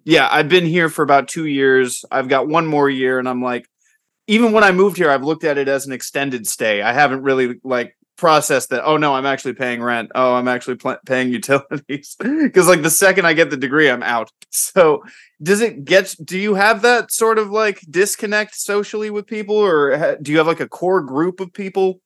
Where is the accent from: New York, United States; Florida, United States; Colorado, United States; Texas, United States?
Florida, United States; Tampa; now in California, United States; I'm originally from Tampa Bay, like that whole area of Florida